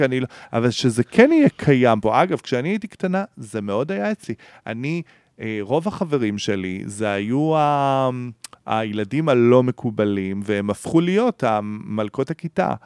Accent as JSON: {"language": "Hebrew", "town": "Beersheba", "region": "Southern District", "country": "Israel", "tie": "born or raised there", "moved": "as an adult", "lives_now": "Tel Aviv, Israel", "said": "אני בא מבאר שבע"}